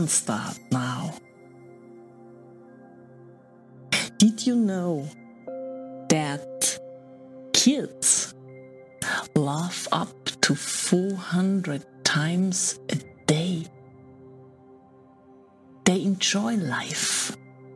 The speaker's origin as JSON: {"language": "English", "country": "Austria", "said": "I'm from Austria"}